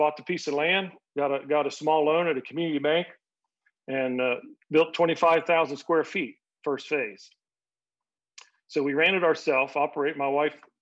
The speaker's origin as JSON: {"language": "English", "region": "Ohio", "country": "United States", "said": "I'm from Ohio"}